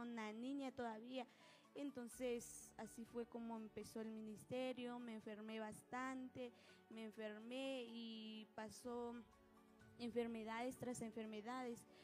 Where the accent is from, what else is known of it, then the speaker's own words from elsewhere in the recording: Nahualá, Sololá, Guatemala; yo soy de Nahualá. El lugar en donde vivo se llama Cantón Racantacacho, Aningualá